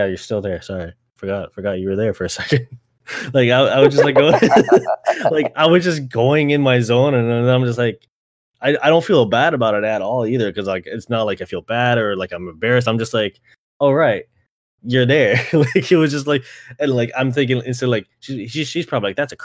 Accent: Canada; growing up in Canada

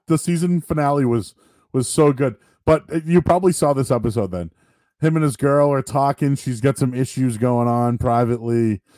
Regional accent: Blue Hills, Massachusetts, United States; I grew up near Blue Hills

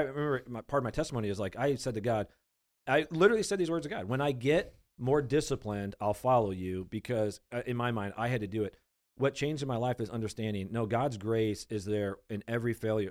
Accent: United States; We, we've been born and raised in America.

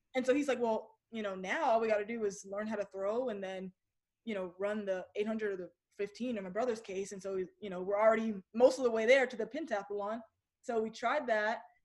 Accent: Kennesaw, Georgia, United States; also born or lived in Virginia / San Diego; I was born in Virginia, but I I don't claim it because we moved to Georgia when I was one

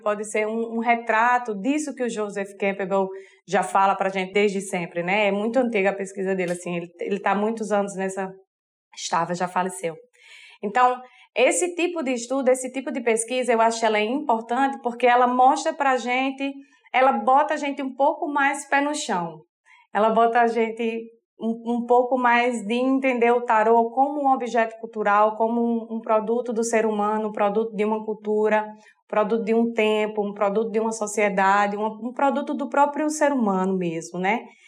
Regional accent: Sertão, Northeast Brazil, Brazil; Eu sou sertaneja de, desde de antes do tataravô, minha, das duas partes, pai, mãe, tataravô, tataravó, e lá para dentro vai indo é sertão

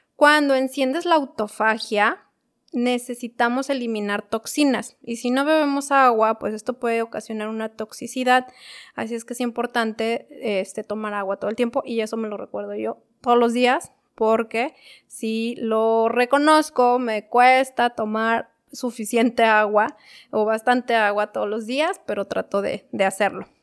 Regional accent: Mexico City, Mexico; yo soy de la Ciudad de México

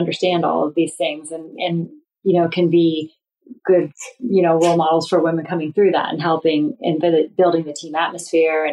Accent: Northeast Ohio, United States; I grew up in Northeast Ohio

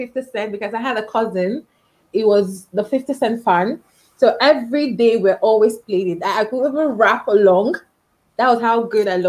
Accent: Nigeria; I'm from Nigeria. Just what differentiates us is our accent.

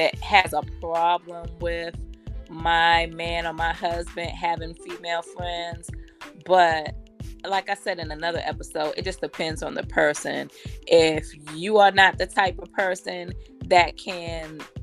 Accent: Erie, Pennsylvania, United States; also born or lived in Columbia, South Carolina; now in Georgia, United States; born in Erie, Pennsylvania, but my second home is Columbia, South Carolina. I've only been in Georgia about 2 years. And I lived in Columbia about 13 years

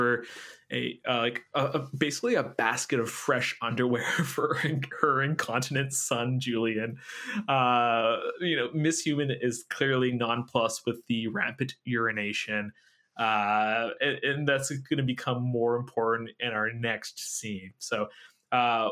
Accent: Quebec, Canada; I was born in Quebec.

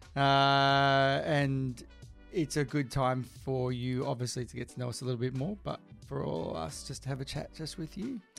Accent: Bracknell, Tasmania, Australia; moved away as an adult; also born or lived in Melbourne; near my hometown in Bracknell

